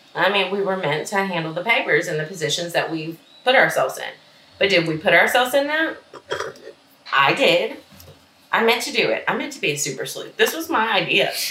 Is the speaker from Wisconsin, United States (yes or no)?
no; Mississippi, United States; moved away; which are very small towns because that's the town where I'm from.